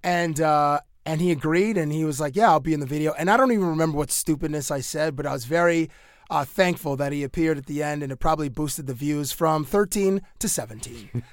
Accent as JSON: {"language": "English", "town": "Cambridge", "region": "Ontario", "country": "Canada", "tie": "born or raised there", "said": "I went to high school in Cambridge, Ontario"}